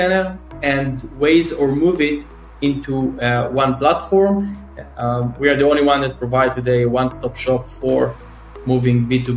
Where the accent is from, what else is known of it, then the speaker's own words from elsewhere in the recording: Northern District, Israel; now in Tel Aviv, Israel; So I'm from Israel. I'm born and raised in Israel. I'm 30 years old, originally grew up in the north of Israel